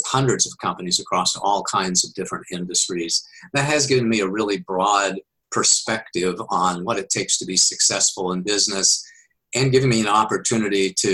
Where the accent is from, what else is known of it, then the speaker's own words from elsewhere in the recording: Wichita, Kansas, United States; moved away as an adult; also born or lived in Oklahoma / Missouri / Texas / Colorado; now in California, United States; I was born and raised in Kansas